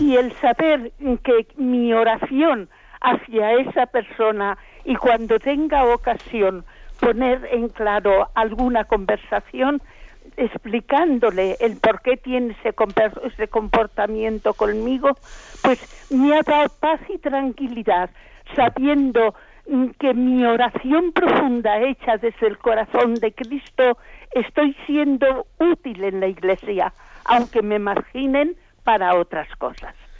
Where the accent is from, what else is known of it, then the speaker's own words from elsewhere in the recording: Basque Country, Spain; soy del País Vasco. Estoy en el País Vasco.